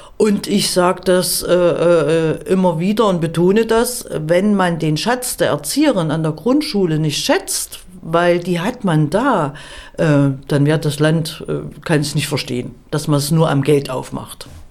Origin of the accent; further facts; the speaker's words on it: Erfurt, Thuringia, Germany; Ich komme ja aus Erfurt